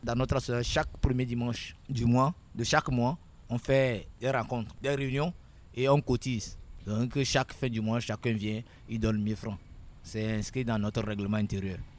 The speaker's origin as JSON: {"language": "French", "town": "Notsé", "region": "Plateaux", "country": "Togo", "tie": "born or raised there", "said": "je suis né au Togo dans la préfecture de Haro, précisément à Notché."}